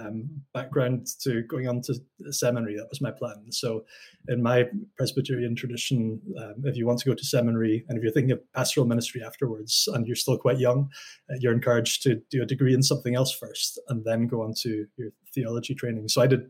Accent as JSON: {"language": "English", "region": "Highlands of Scotland", "country": "United Kingdom", "tie": "born or raised there", "said": "So I am Scottish. I grew up in the Highlands of Scotland, very much between two cultures. So on one side of my family, English-speaking Lowland Scots, and on the other side of my family, Gaelic-speaking Hebridean Scots."}